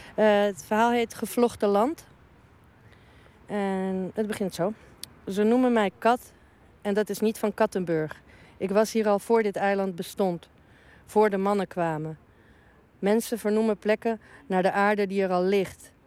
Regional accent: Uruguay; now in Amsterdam, Netherlands; Ik kom uit Uruguay en ik woon in Nederland al heel lang

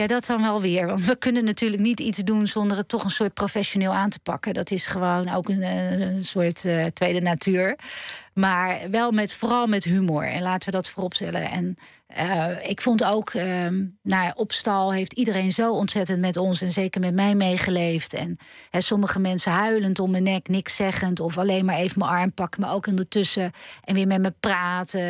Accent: Schiedam, South Holland, Netherlands; kom ik uit Schiedam

